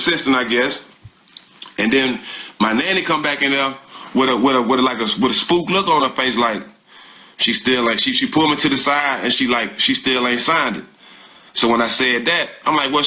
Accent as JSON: {"language": "English", "town": "Port Arthur", "region": "Texas", "country": "United States"}